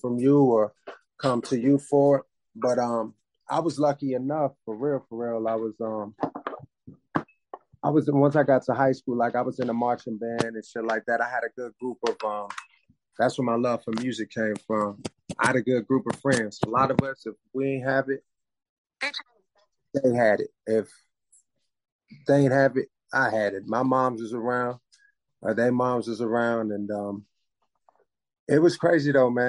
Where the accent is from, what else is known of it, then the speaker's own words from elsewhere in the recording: Jacksonville, Florida, United States; also born or lived in Cambridge, Massachusetts; now in Louisville, United States; I'm originally from Cambridge, Massachusetts. Grew up in Jacksonville, Florida. Currently in Louisville, Kentucky